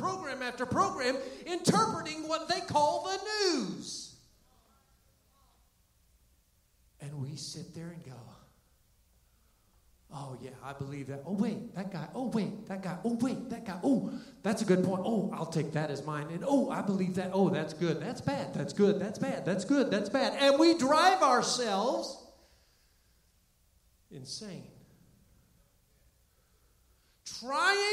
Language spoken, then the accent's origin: English; Florida, United States; now in Canton, United States; I grew up in Florida